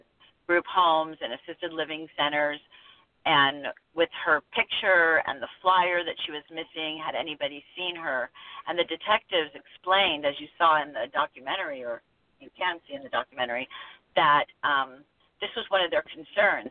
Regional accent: Los Angeles, California, United States; also born or lived in Northwest US; now in Pacific Northwest, United States; I'm actually from Los Angeles, grew up there, and I now live in the Northwest

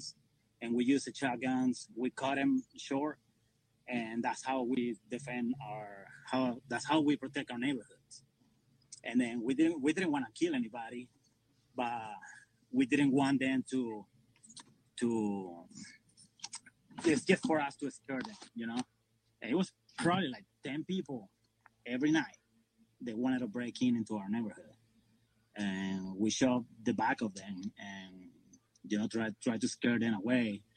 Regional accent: Venezuela; moved away as an adult; I'm from Venezuela. I came 21 years ago.

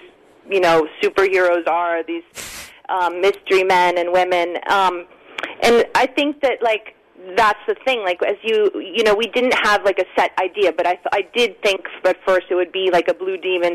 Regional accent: United States; also born or lived in White Plains, New York / Stamford, Connecticut / New Canaan, Connecticut; I grew up in New York, White Plains, and in Stamford and New Canaan

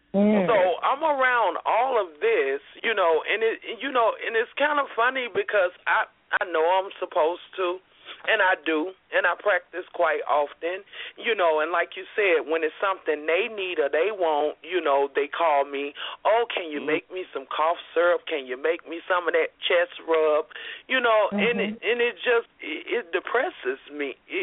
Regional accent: Alabama, United States; I'm from Alabama.

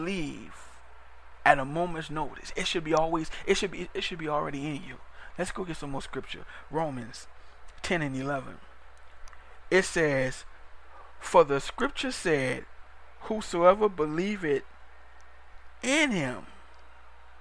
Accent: New Orleans, Louisiana, United States; I'm from Louisiana, so I'm from New Orleans

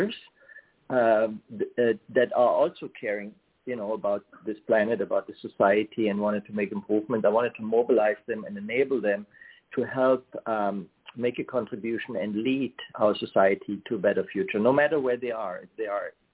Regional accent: Germany; moved away as an adult; I grew up in Germany, and I started my career in technology there.

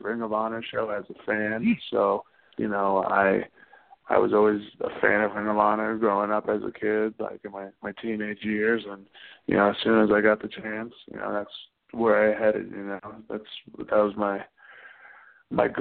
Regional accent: Barnegat, New Jersey, United States; born or raised there

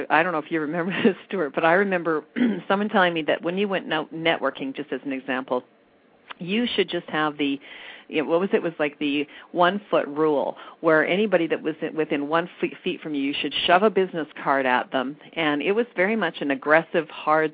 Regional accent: Red Deer, Alberta, Canada; now in Calgary, Canada; I do have a tie to Red Deer. That's my hometown

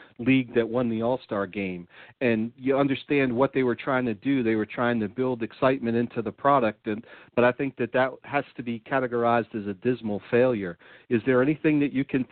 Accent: East Coast, United States; where I grew up on the East Coast

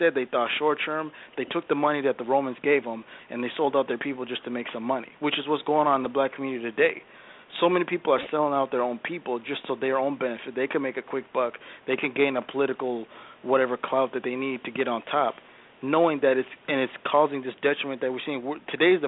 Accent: Ethiopia; now in United States; I'm an African by descent. I'm naturally from Ethiopia

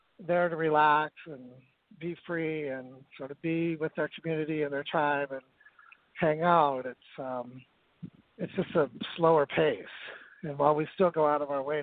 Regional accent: northern Utah, United States; born or raised there; moved away as an adult; also born or lived in San Francisco, California

